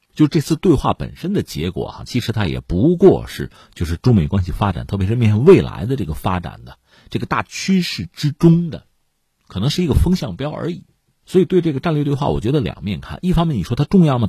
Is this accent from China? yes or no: yes; China; 我们中国人